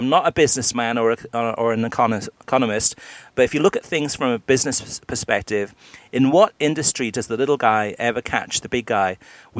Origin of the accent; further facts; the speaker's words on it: Argentina; English is a second language; just the guy had different knowledge about being Latino, and I am from Argentina.